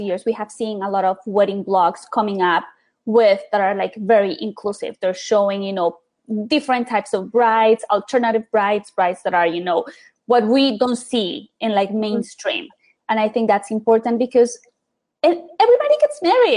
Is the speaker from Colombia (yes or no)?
yes; Bogotá, Colombia; now in United States; I grew up in Colombia, in Bogota, to be exact